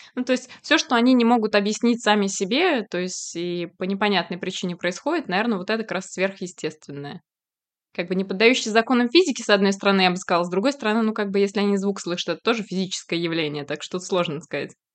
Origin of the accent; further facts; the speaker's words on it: Kazan, Tatarstan, Russia; moved away; я просто приехала из Казани, у нас, э, ну, татарской культуре есть шурале